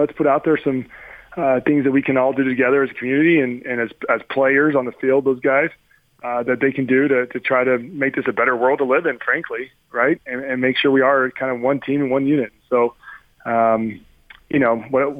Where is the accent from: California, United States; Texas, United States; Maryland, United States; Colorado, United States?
Texas, United States; College Station; where I grew up in College Station, Texas